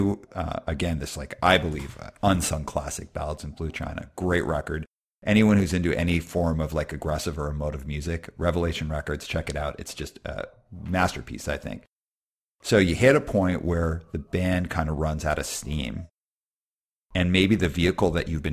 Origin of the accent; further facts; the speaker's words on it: Alberta, Canada; I grew up in Alberta.